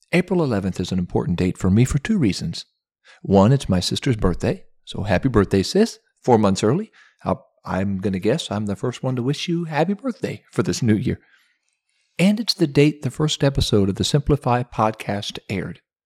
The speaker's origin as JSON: {"language": "English", "region": "Ohio", "country": "United States", "said": "my home state of Ohio"}